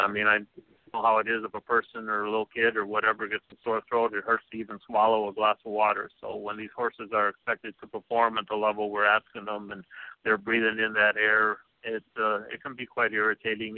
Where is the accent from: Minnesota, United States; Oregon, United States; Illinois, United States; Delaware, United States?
Illinois, United States; I was born in Ringo, Illinois, there, and we were raised on um, grain farm